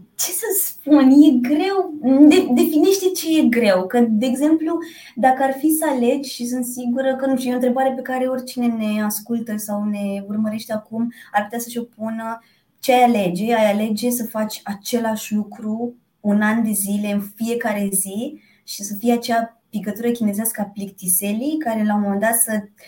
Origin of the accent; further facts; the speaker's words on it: Piatra Neamț, Neamț County, Romania; now in Bucharest, Romania; am 36 de ani, vin din Piatra Neamț, deci eu uh, ca uh, am căutat visul american la București